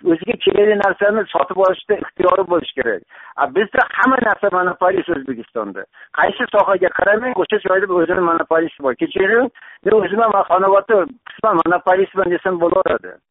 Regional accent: Uzbekistan; biz yoshligimizdan boshlab mana shu o'zbekistonda yashayotganlar

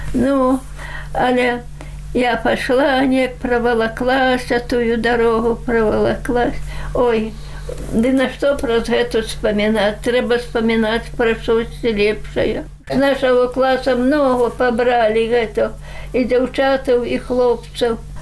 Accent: Belarus; also born or lived in Siberia; я сама беларуска

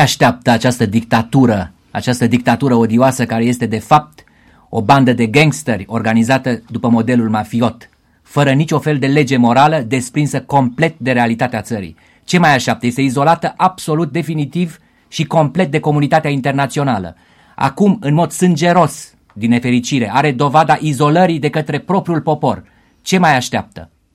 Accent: Sibiu, Sibiu County, Romania; moved away; eu sunt sibian

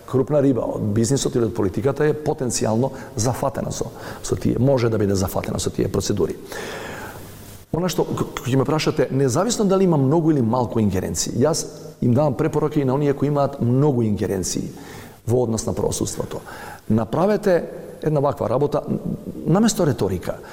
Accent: North Macedonia

